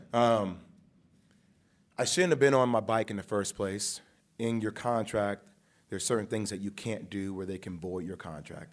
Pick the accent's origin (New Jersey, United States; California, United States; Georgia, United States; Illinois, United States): New Jersey, United States; I was born and raised in Jersey